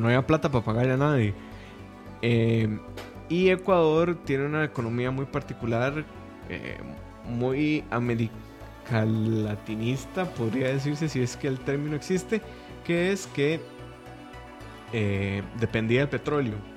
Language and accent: Spanish; Costa Rica; como tico